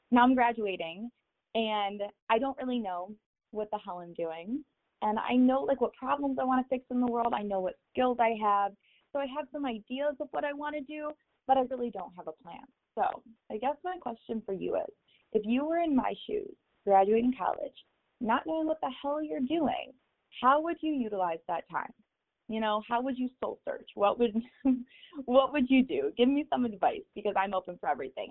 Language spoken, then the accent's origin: English; Michigan, United States; I go to Michigan State University, so I'm from Michigan